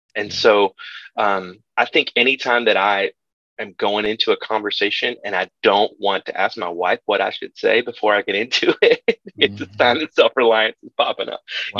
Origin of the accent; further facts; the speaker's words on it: Kentucky, United States; my my people, I'm from Kentucky, and my people are, are farmers and, and blue collar folks.